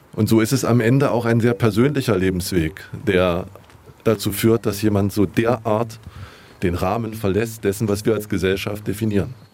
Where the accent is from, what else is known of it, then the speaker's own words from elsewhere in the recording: Jena, Thuringia, Germany; Ich bin aufgewachsen 800, 900 Meter weiter. Das ist letztendlich meine Heimat